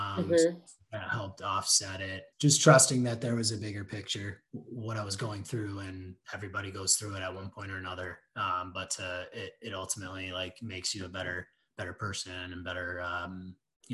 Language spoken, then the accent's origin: English; West Michigan, United States; And I grew up in West Michigan. I went to Rockford High School